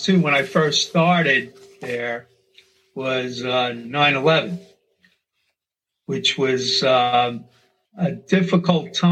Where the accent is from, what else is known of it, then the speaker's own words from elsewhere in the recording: New York City, New York, United States; moved away as an adult; also born or lived in Staten Island; now in Glen Allen, United States; I grew up in Brooklyn, as you said, lived in Flatbush and Bay Ridge, and later moved to Staten Island.